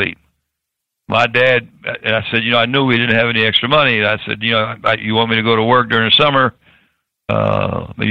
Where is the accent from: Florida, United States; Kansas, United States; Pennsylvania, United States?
Florida, United States; Tampa; I was born in Tampa